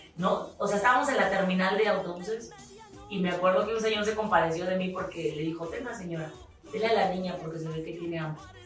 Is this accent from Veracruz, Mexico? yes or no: yes; Tantoyuca, Veracruz, Mexico; soy de un lugar muy chiquito que se llama la cruz Es tierra ganadera